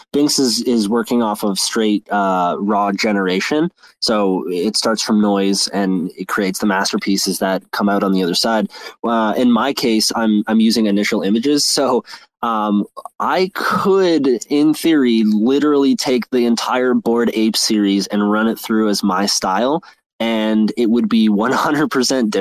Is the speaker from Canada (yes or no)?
yes; Toronto, Ontario, Canada; I'm from Toronto, and I'm big in the music scene.